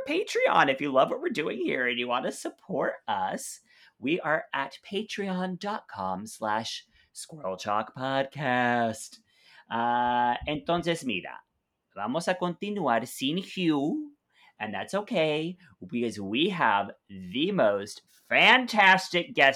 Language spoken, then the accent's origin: English; Canada; My family is from Mexico. I'm born and raised in Canada.